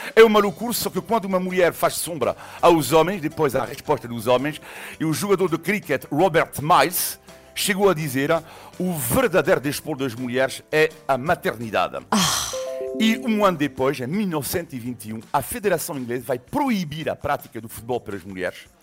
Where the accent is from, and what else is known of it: a city in western France, France; born or raised there; moved away